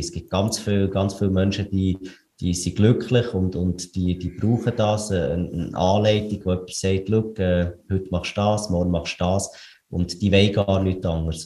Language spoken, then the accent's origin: German; Switzerland; wir, wir sind Schweizer